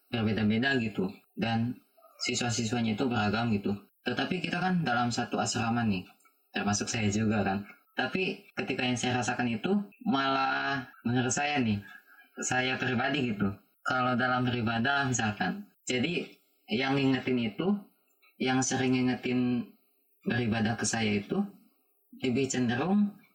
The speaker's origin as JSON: {"language": "Indonesian", "town": "Pangandaran", "region": "West Java", "country": "Indonesia", "said": "tapi pas sekolah ke sini saya juga orang Pangandaran kan pas sekolah ke sini"}